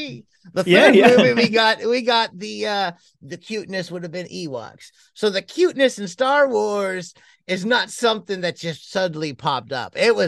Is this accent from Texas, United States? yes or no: yes; Texas, United States; I'm a Texan.